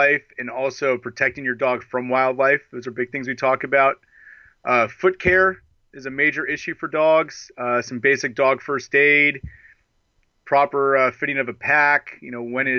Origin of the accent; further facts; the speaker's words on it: Portland, Oregon, United States; I'm from Portland, Oregon